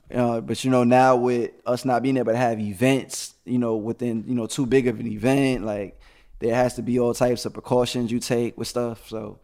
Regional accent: New York City, New York, United States; now in Atlanta, United States; I am from Brooklyn, New York

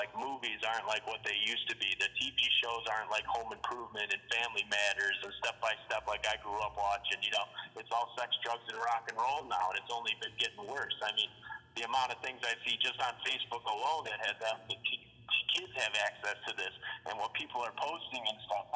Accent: Chicago, Illinois, United States; accent: Chicago; I grew up in Chicago. I'm a White Sox fan because I grew up on the South Side

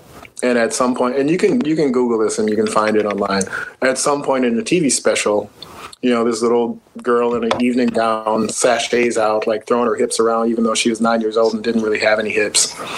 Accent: Milwaukee, Wisconsin, United States; moved away as an adult; also born or lived in Minneapolis; now in New York, United States; Born and raised in Milwaukee until about 21 or so. I moved to Minneapolis to, you know, follow the music business.

